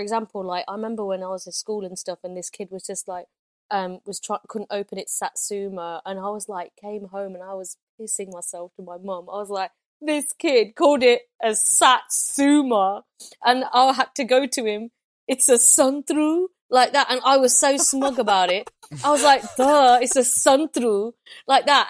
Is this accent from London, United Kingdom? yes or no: no; Loughborough, East Midlands, United Kingdom; I'm from Loughborough